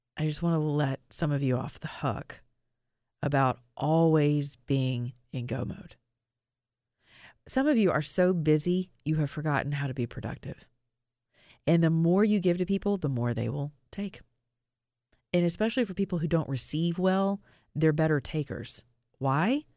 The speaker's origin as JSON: {"language": "English", "town": "Atlanta", "region": "Georgia", "country": "United States", "tie": "born or raised there", "said": "my hometown of Atlanta, Georgia"}